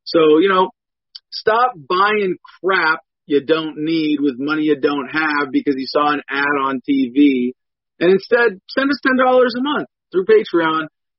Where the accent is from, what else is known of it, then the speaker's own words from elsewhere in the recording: United States; No. I'm an American veteran of the Iraq War.